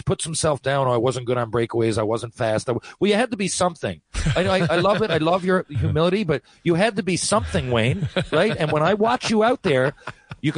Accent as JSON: {"language": "English", "town": "Mount Pearl", "region": "Newfoundland and Labrador", "country": "Canada", "said": "we're from Mount Pearl"}